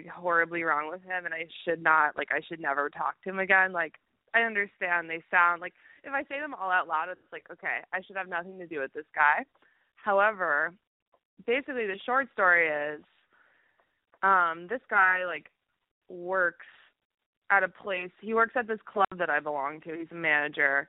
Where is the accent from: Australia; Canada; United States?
United States; Boston, Massachusetts; now in Istanbul, Turkey; I'm actually calling from Istanbul, but I'm from Boston